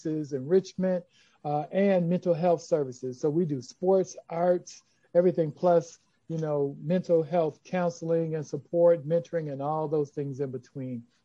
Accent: Chicago, Illinois, United States; I'm from Chicago. I'm from the West Side where we're based. We're based in Austin. I grew up in Austin.

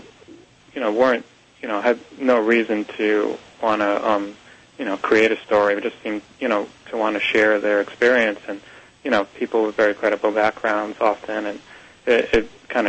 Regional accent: Seekonk, Massachusetts, United States; I grew up in Seekonk, Mass

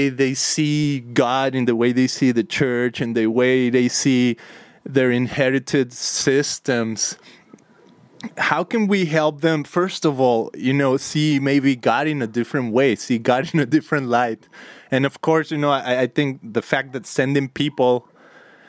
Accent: Guadalajara, Jalisco, Mexico; I grew up in Mexico, in Guadalajara

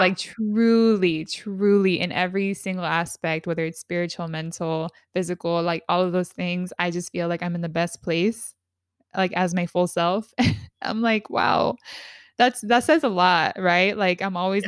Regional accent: San Diego, California, United States; We're both from San Diego

